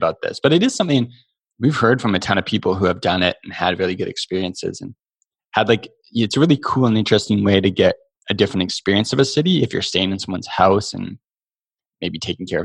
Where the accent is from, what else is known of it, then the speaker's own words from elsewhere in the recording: Canada; we are lucky to be Canadian